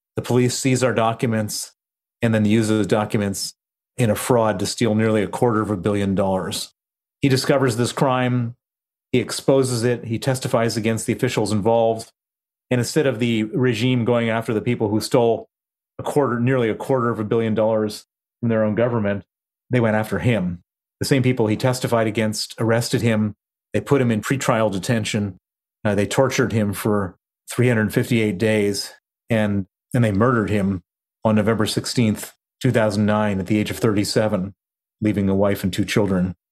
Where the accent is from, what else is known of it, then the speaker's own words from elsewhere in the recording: Chicago, Illinois, United States; moved away as an adult; also born or lived in Princeton, New Jersey / Palo Alto / London; I grew up in Chicago